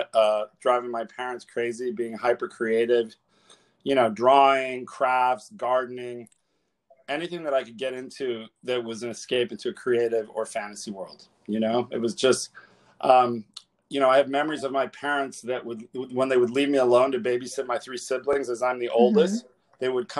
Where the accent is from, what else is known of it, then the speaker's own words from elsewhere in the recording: Miami, Florida, United States; moved away; also born or lived in Atlanta; I grew up in Coconut Grove in Miami. I'm first generation Cuban American.